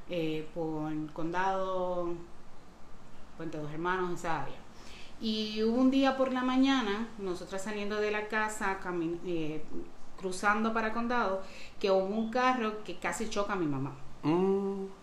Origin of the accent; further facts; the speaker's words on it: Dominican Republic; accent: Dominican; now in Puerto Rico; Bueno, yo originalmente soy de República Dominicana, pero llevo viviendo en Puerto Rico desde 1996.